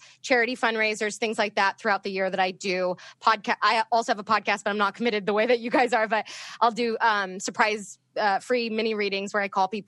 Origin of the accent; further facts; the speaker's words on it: Northern Virginia, United States; moved away; I grew up in Northern Virginia